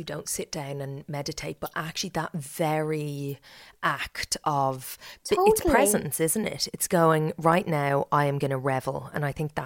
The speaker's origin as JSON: {"language": "English", "region": "County Meath", "country": "Ireland", "tie": "born or raised there", "said": "I grew up in Meath"}